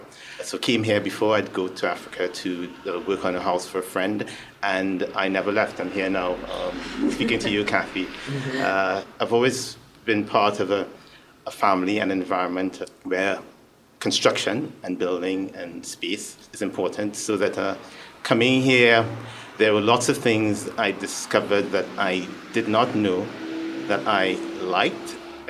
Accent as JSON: {"language": "English", "country": "Trinidad & Tobago", "tie": "born or raised there", "also_born_or_lived": "England / London, United Kingdom", "moved": "as an adult", "said": "I was born in England. My parents were studying in England at the time. I was born there. I went to school in Trinidad and Tobago, primary school and secondary school."}